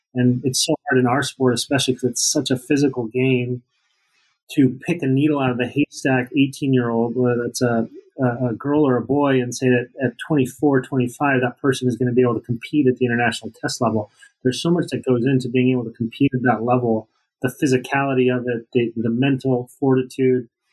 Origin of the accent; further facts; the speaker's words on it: Salt Lake City, Utah, United States; I grew up in Salt Lake.